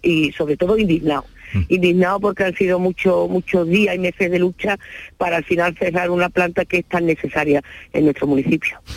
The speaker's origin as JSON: {"language": "Spanish", "town": "Puerto Real", "region": "Andalusia", "country": "Spain"}